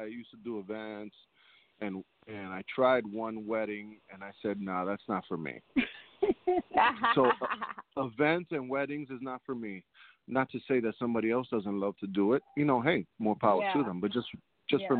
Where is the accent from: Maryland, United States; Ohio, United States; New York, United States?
New York, United States; New York City; Grew up in Manhattan